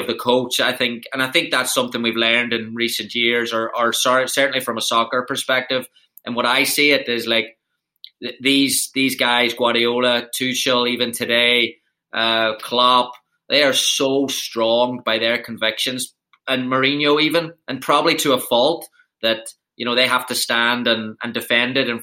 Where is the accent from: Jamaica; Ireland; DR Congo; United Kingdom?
Ireland; moved away as an adult; now in United States; coming from Ireland